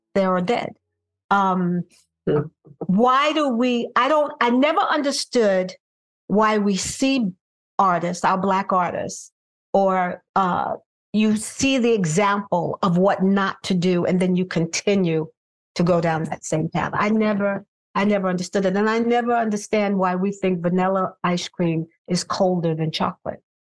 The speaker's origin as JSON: {"language": "English", "town": "New York City", "region": "New York", "country": "United States", "tie": "born or raised there", "said": "I'm from Brooklyn, New York, grew up in Bed Stuy"}